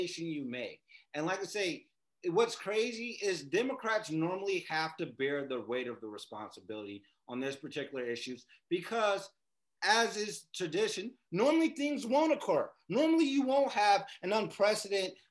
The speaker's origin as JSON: {"language": "English", "town": "Las Vegas", "region": "Nevada", "country": "United States", "said": "we're from Vegas"}